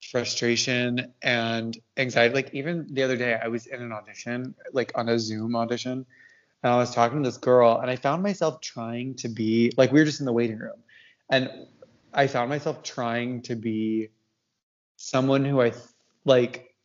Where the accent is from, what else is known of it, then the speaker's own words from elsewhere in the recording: Canada; I'm French Canadian.